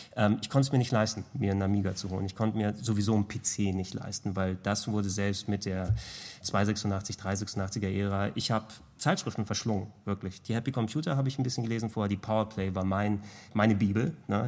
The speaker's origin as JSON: {"language": "German", "region": "Hamburg", "country": "Germany", "tie": "born or raised there", "first_language": "Greek", "second_language": "German", "said": "ich bin in einem griechischen Haushalt groß geworden, hier in Hamburg, also in Hamburg geboren, in Deutschland geboren, aber dementsprechend in der Familie sprichst du natürlich nur Griechisch zu Beginn"}